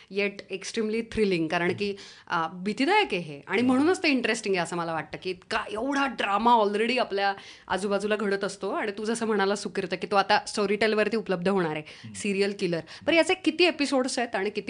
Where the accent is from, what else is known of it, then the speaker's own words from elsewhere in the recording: Baramati, Maharashtra, India; मान्य करते कारण की मी पुण्यात नव्हते माझं बालपण पूर्णपणे बारामतीत झालं